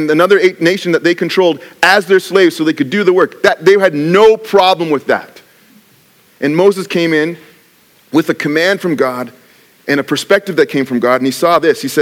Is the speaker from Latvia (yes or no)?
no; Canada; So, yes, I'm Canadian, but I actually have